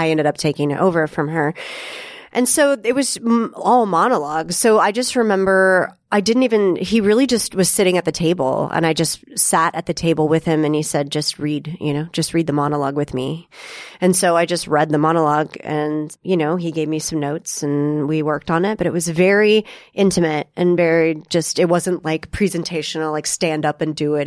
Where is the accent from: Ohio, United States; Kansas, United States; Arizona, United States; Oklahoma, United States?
Kansas, United States; Topeka; moved away as an adult; also born or lived in Galesburg, Illinois; grew up in Topeka, Kansas.